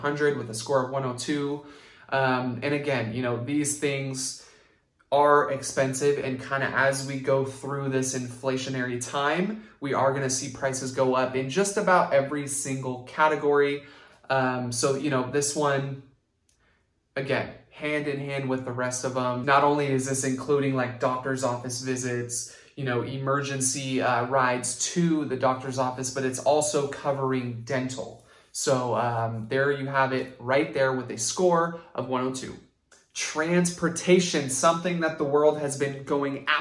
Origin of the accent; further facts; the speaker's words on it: Santa Rosa, California, United States; Being born and raised in Santa Rosa